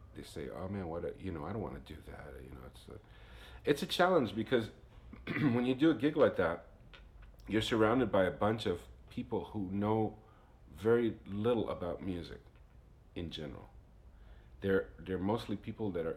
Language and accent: English; New York City, New York, United States; growing up in New York helps you have a network of diversity, you know. So I grew up with a bunch of different musicians